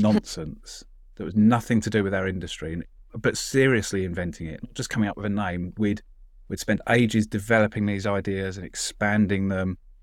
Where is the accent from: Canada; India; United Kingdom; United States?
United Kingdom; London; I'm a Londoner